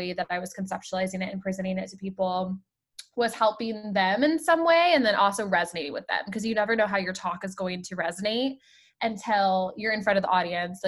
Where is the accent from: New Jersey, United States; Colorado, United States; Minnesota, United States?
Colorado, United States; moved away as an adult; also born or lived in Rhode Island; I grew up in Colorado